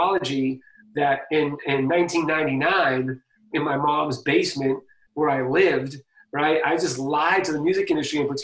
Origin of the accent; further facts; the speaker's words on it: Boston, Massachusetts, United States; I'm from Boston